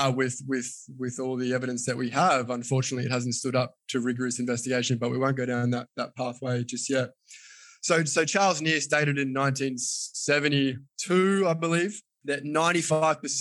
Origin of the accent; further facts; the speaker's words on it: Australia; I am a physiotherapist from Australia.